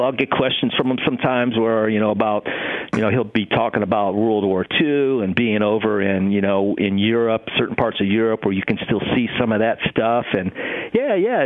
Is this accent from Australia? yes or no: no; Ohio, United States; moved away; also born or lived in Los Angeles; young guy growing up in Ohio in my room.